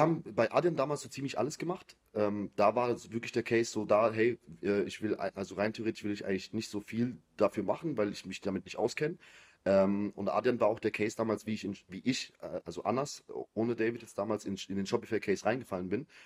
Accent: Biberach an der Riss, Baden-Württemberg, Germany; ich komme aus Biberach, also es ist eher so eine kleinere Stadt

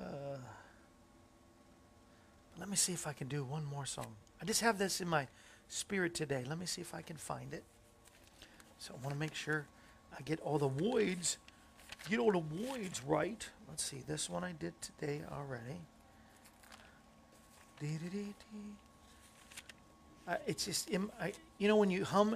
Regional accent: Hyannis, Massachusetts, United States; I am from Hyannis

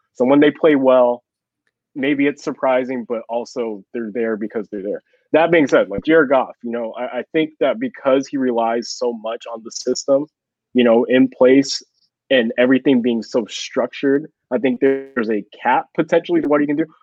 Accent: Chino Hills, California, United States; now in Texas, United States; I grew up in Chino Hills

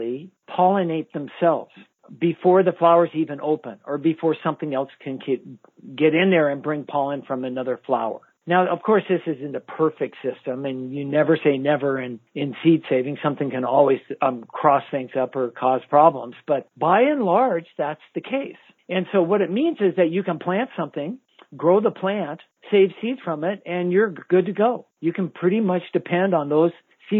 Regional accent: United States; as American gardeners

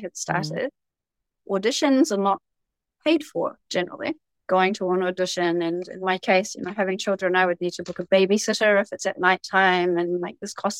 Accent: New Zealand; also born or lived in Saitama Prefecture, Japan; now in Japan; I was just born there and raised there

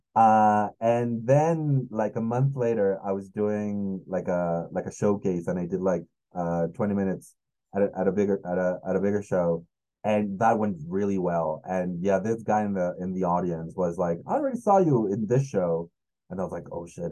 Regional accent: Mexico City, Mexico; English is a second language; I'm from Mexico

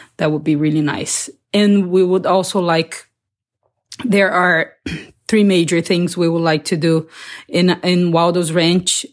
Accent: Barretos, São Paulo, Brazil; I'm from Brazil a little town called uh, Barretos in the countryside

